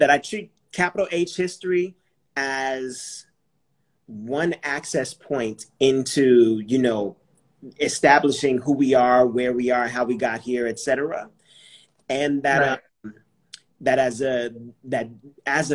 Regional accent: California, United States; growing up in California

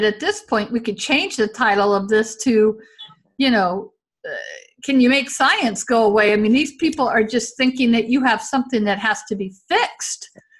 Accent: the South, United States; especially growing up in the South, like that danger of being a gay man in the early 80s.

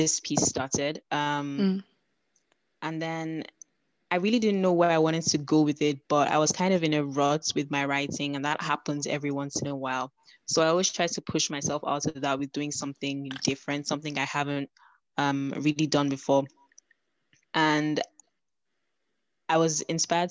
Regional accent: Nigeria; now in United Kingdom; I am a Nigerian writer currently living in the United Kingdom

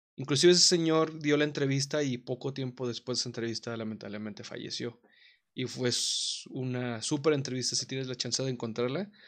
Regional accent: Mexico; como mexicanos

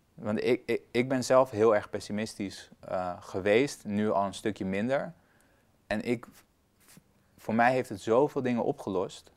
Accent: Afghanistan; now in Netherlands; ik ben dus geboren in Afghanistan. Ik, heb, ik ben Afghaans en Nederlands

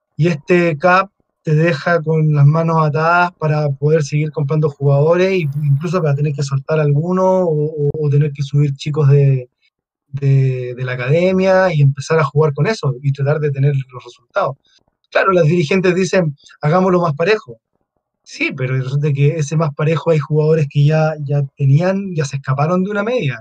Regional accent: Chile

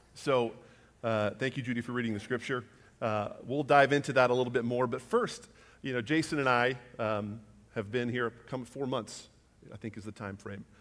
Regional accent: Huffman, Texas, United States; we grew up, uh, just outside of Houston, a little town called Huffman, Texas

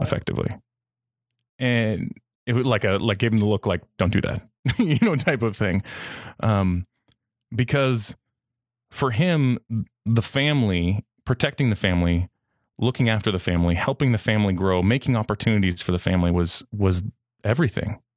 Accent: United States; As an American who speaks a second language

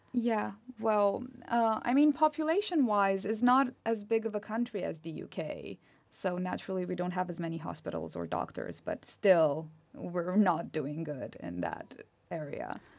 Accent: Romania; accent: Romanian; English is a second language; moved away as an adult; now in United Kingdom; I was born and raised in Romania, so I'm a national.

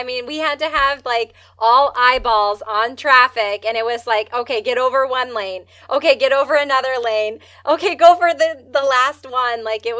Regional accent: Wisconsin, United States; Like, we're from Wisconsin.

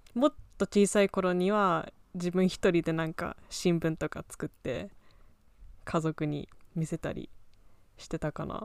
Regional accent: United Kingdom; also born or lived in Japan; now in United States; 日本生まれ、イギリス育ち、今アメリカで脚本家目指している

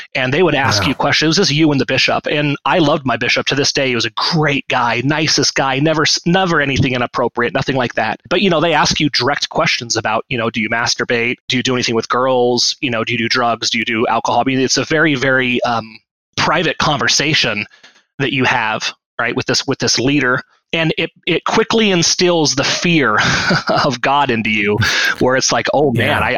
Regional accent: Washington, United States; I grew up um, uh, in the LDS faith, uh, which most people know by Mormonism or Mormons, um, up in Washington State

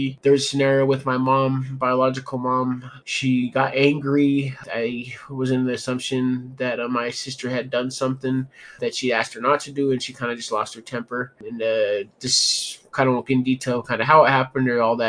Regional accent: Denver, Colorado, United States; I'm from Denver, Colorado

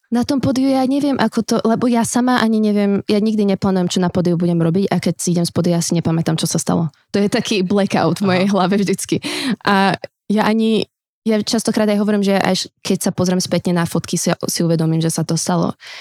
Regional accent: Slovakia; vyrastala som na Slovensku

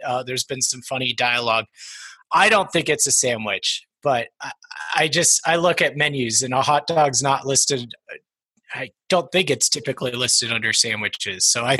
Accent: Longmont, Colorado, United States; Yeah, well, I feel like I'm a Longmont native, but I'm not technically. I was born into the Air Force life. My father was a major in the Air Force, so I've lived a little bit of everywhere, but we landed in Colorado when I was 9

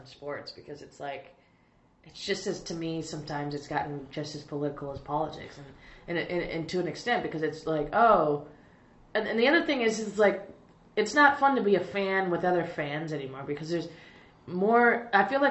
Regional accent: Arizona, United States; I grew up in Arizona

